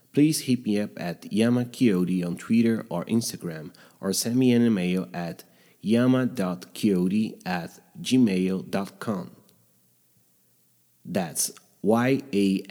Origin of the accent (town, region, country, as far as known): Minas Gerais, Brazil; born or raised there